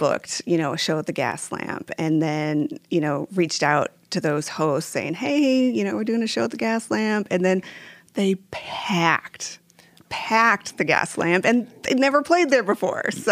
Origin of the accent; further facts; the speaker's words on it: Waverly, Iowa, United States; growing up in Waverly, uh, having Wartburg College there